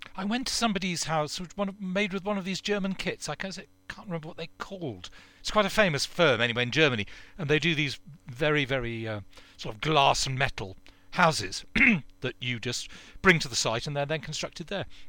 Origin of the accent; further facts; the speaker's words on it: United Kingdom; We're British.